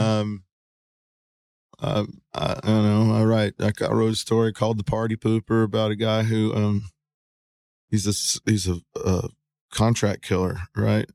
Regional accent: San Antonio, Texas, United States; I was born in San Antonio, Texas, April fifth, nineteen seventy-two

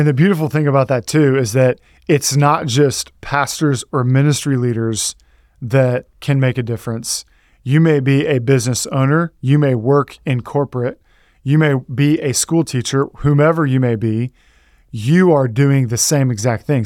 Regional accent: Texas, United States; I, I'm from Texas

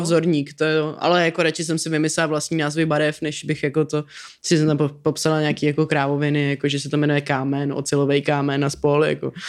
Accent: Prague, Czechia; já jsem Pražák

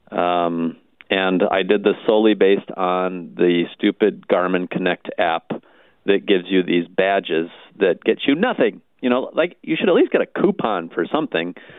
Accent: Ottumwa, Iowa, United States; I grew up in Ottumwa

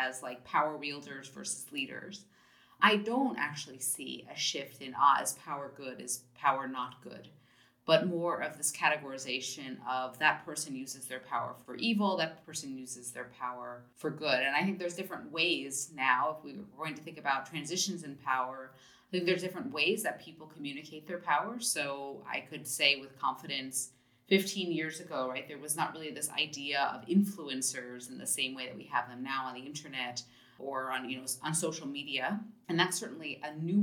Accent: United States; moved away as an adult; also born or lived in Germany; I'm an American by birth

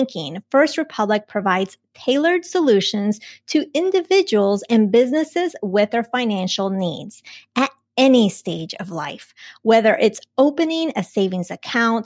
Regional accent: Colombia; I was born in Colombia.

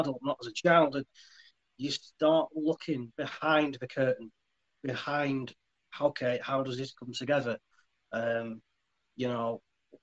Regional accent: Leyland, North West England, United Kingdom; moved away as an adult; now in Fleetwood, United Kingdom; Originally, I'm actually from Leyland

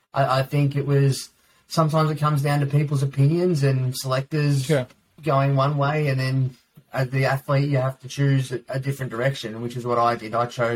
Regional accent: Victoria, Australia; growing up in Australia, that is almost the Australian way.

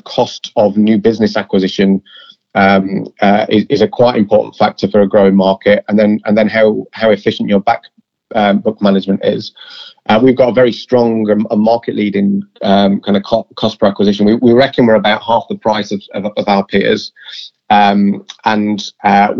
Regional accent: Yorkshire and the Humber, United Kingdom; I'm a Yorkshireman

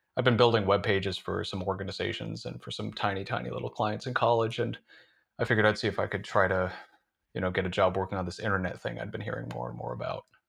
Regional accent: northern Vermont, United States; moved away as an adult; now in Somerville, United States; I'm from northern Vermont originally, from a pretty rural part of a pretty rural state, and, uh, yeah, spent the first eighteen years of my life there

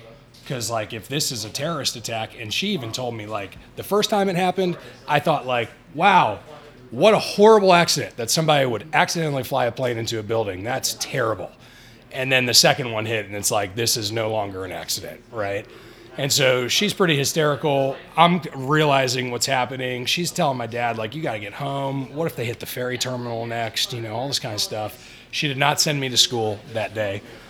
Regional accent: Bainbridge Island, Washington, United States; I grew up on Bainbridge Island. You could technically consider it a suburb of Seattle. It's 7.5 miles away. You just got to get a ferry to go there.

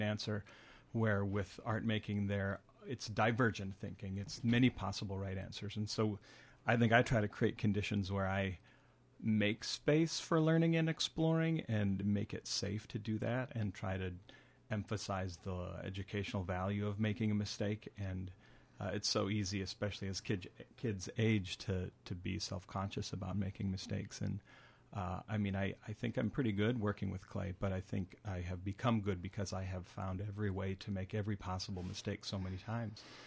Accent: Minneapolis, Minnesota, United States; moved away as an adult; now in Northfield, United States; I am from Minneapolis

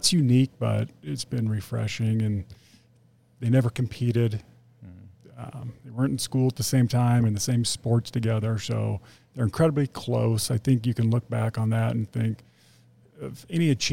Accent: Fontana, California, United States; also born or lived in Mentone, California / Redlands, California; I grew up in Fontana

